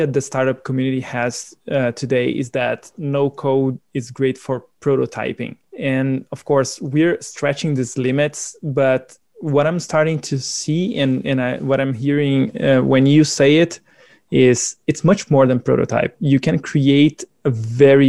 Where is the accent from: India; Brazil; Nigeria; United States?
Brazil; I am from Brazil